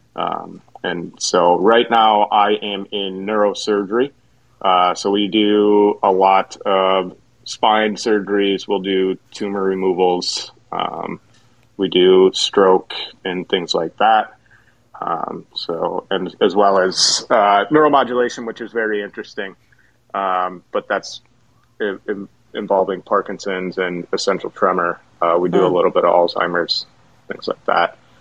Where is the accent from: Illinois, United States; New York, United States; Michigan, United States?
Michigan, United States; Jackson; moved away as an adult; also born or lived in Mount Pleasant, Michigan / Columbus, Ohio; born and raised in Jackson, Michigan